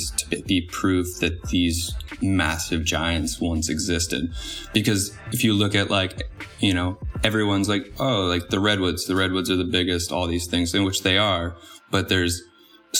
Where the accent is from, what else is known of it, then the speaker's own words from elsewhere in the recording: East Coast, United States; growing up on the East Coast